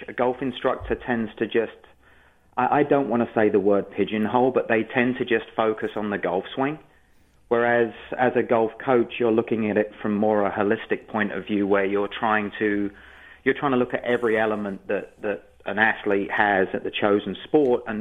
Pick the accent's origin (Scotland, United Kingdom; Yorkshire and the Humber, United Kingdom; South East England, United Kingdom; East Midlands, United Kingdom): South East England, United Kingdom; moved away as an adult; also born or lived in London, England; now in Palm Beach, United States; I was born just outside London, England, and then my parents moved out into the southeast corner, and I've been here since 2003.